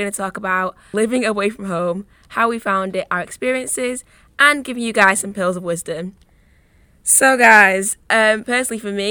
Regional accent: Manchester, North West England, United Kingdom; moved away as an adult; now in Nottingham, United Kingdom; I'm from Manchester

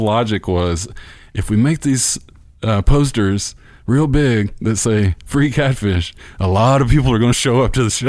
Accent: Bruce, Mississippi, United States; I grew up in Bruce, which is about an hour d-, drive from there.

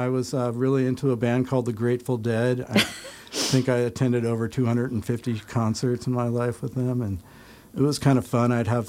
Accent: New Canaan, Connecticut, United States; born or raised there; moved away as an adult; also born or lived in Rome, New York

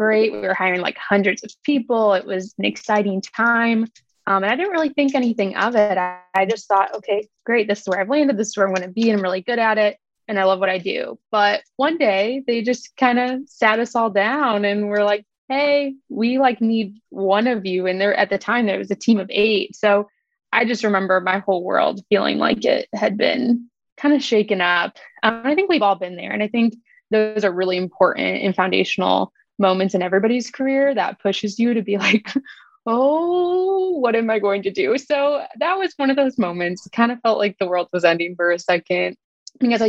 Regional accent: Chicago, Illinois, United States; now in Indianapolis, United States; I'm originally from Chicago, and I went to school here in the Indianapolis area

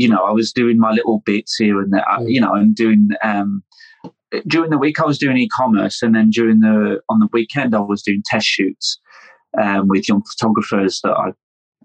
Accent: United Kingdom; also born or lived in London; I'm British

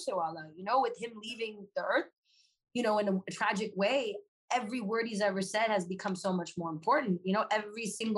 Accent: Los Angeles, California, United States; also born or lived in Claremont, California; I grew up in Los Angeles

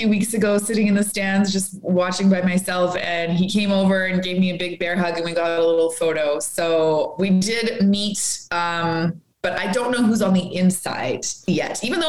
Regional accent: Edmonton, Alberta, Canada; moved away as an adult; also born or lived in Saskatchewan; now in Calgary, Canada; Born and raised in Edmonton.

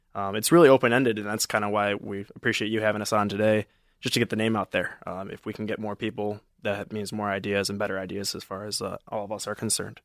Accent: Novi, Michigan, United States; I'm from Novi, Michigan

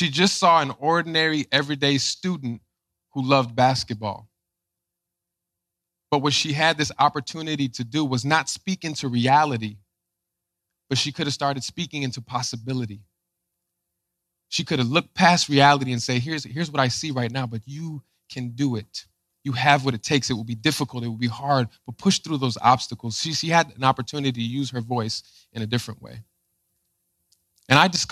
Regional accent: Chicago, Illinois, United States; I grew up in Chicago

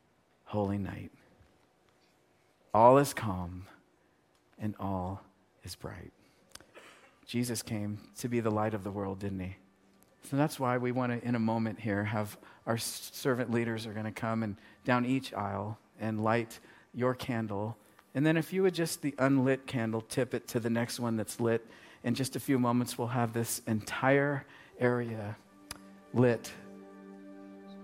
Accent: United States; I'm an American. I live in America

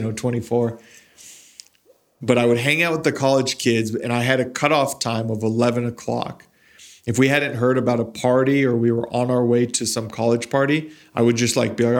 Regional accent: Las Cruces, New Mexico, United States; moved away as an adult; when I was growing up in Las Cruces

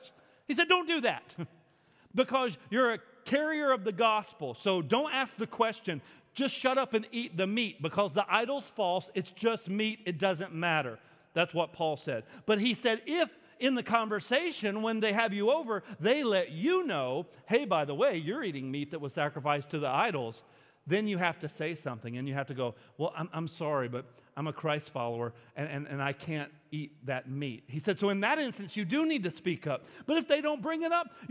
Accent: United States; I'm an American

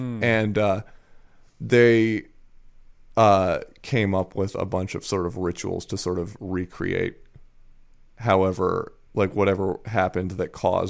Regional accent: Chiba, Japan; And Chiba Prefecture is the official peanut prefecture of Japan, so I've been on many a peanut-picking field trip.

